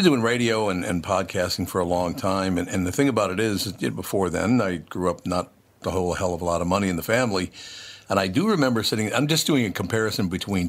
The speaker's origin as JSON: {"language": "English", "town": "Minneapolis", "region": "Minnesota", "country": "United States", "tie": "born or raised there", "also_born_or_lived": "Long Prairie, Minnesota", "said": "I was born in Long Prairie, Minnesota, moved to Minneapolis when I was like a year old, and grew up in Minneapolis and St. Paul."}